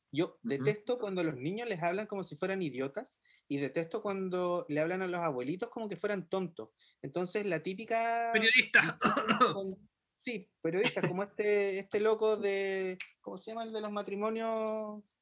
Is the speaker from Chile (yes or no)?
yes; Chile; que somos chilenos.